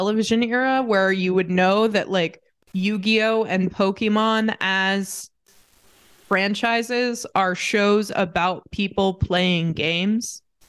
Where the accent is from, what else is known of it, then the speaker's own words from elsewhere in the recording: United States; now in United Kingdom; that's my right as an American.